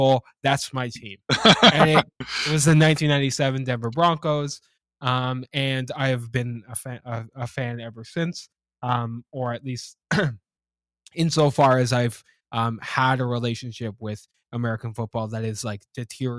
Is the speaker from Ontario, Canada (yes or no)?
yes; Ajax, Ontario, Canada; I grew up in just outside of Toronto in Ajax, Ontario.